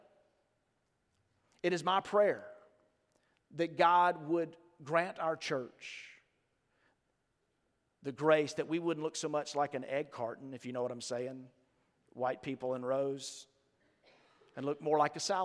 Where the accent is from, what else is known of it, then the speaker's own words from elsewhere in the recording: Starkville, Mississippi, United States; I grew up in Starkville, Mississippi.